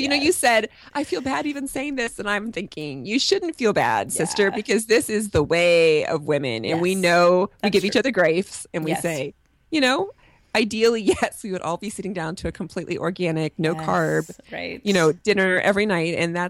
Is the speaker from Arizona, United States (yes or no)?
no; Kentucky, United States; also born or lived in Cincinnati, Ohio; So I was born in Cincinnati, which is... Yes, I actually lived in Northern Kentucky.